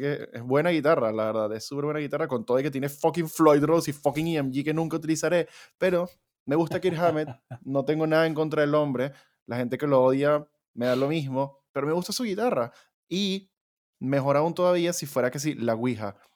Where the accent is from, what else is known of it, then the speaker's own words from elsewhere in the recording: Venezuela; como somos un par de venecos que venimos de la tierra de Simón Bolívar